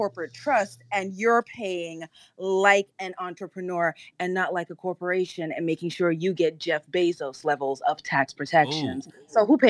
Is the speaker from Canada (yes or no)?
yes; Canada; As a Canadian